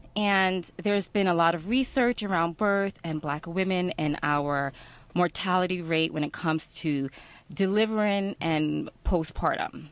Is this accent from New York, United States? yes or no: yes; New York, United States; moved away; I wasn't from here. I was from New York.